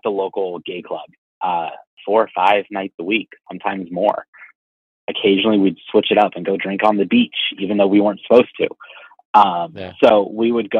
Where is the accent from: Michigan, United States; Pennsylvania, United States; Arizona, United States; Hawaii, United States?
Pennsylvania, United States; Erie; Growing up in Erie, we're kind of a medium-sized